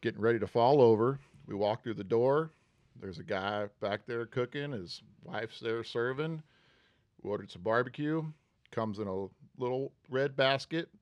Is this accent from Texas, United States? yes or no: yes; Huntsville, Texas, United States; moved away as an adult; also born or lived in Houston, Texas; now in Manhattan Beach, United States; I was born in Houston, but raised in a town called Huntsville